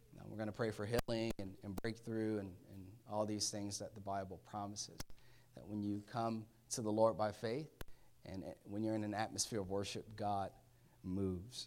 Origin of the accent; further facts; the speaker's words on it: Orlando, Florida, United States; moved away as an adult; now in Maryland, United States; I was born in Orlando. I've been in Florida, um, for twenty-nine years. And so needless to say, I'm a Florida boy.